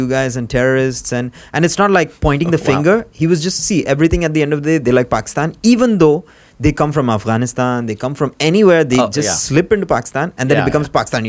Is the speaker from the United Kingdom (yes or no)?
no; Sri Lanka; now in United Arab Emirates; we're from Sri Lanka.